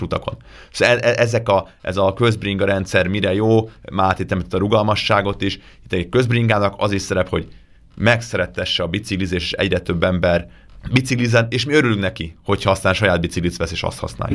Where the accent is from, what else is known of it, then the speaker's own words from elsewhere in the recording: Budapest, Hungary; még Budapesten nőttem fel